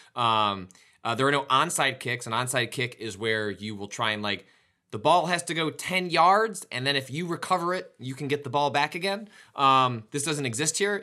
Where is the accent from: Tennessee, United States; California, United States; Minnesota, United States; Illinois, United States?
Illinois, United States; Chicago; my hometown